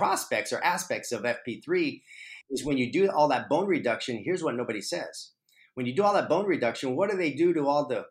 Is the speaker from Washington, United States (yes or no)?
no; Texas, United States; moved away; also born or lived in Arizona; I'm originally from Texas, and so I was living in Arizona for the last 18 years